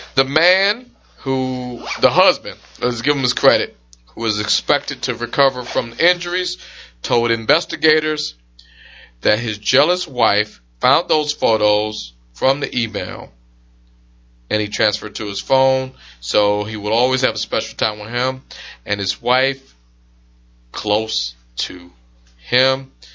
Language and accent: English; Detroit, Michigan, United States; I'm from Detroit